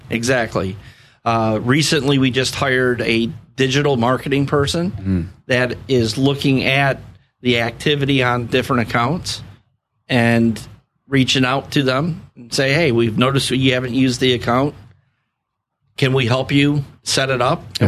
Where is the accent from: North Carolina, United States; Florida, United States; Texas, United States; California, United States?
Florida, United States; Sanibel; I grew up on Sanibel Island. My dad had a gas station out there, and I have ties to the area